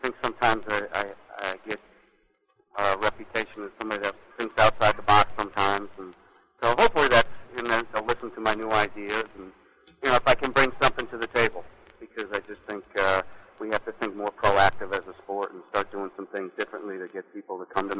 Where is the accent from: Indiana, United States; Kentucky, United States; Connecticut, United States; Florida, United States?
Florida, United States; I grew up in Florida.